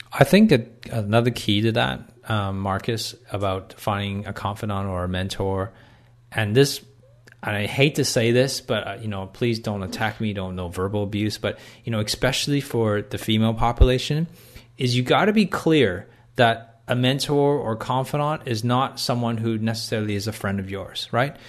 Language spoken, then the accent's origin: English; Canada; moved away as an adult; now in Australia; I live in Canada. When I, when I was born in Canada